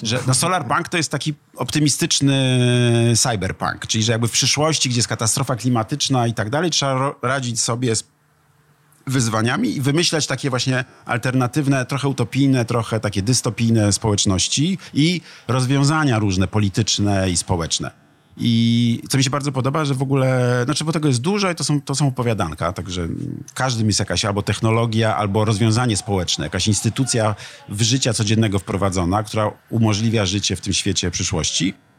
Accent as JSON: {"language": "Polish", "country": "Poland", "also_born_or_lived": "Ecuador", "said": "można być Polakiem, mieć ojca z Ekwadoru, mieć hiszpańskie nazwisko"}